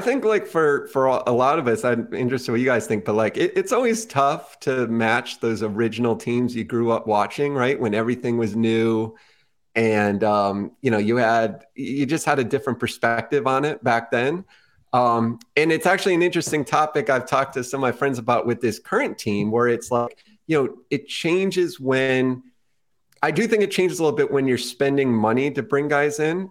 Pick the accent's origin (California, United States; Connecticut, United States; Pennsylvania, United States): Connecticut, United States; growing up in Connecticut